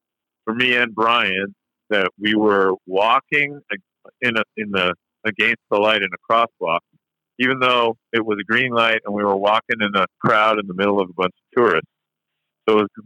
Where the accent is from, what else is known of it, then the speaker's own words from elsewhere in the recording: Canada; now in United States; we're originally from Canada